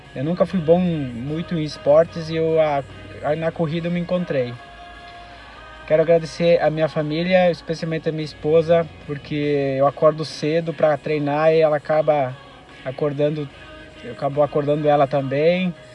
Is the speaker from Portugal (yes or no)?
no; Nova Alvorada, Rio Grande do Sul, Brazil; eu sou do, da cidade de Nova Alvorada, do interior, próximo a Passo Fundo